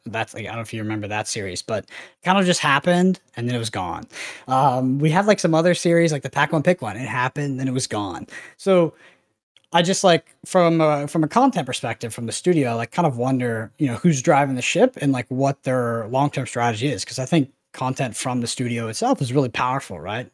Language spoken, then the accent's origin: English; Texas, United States; I grew up in Texas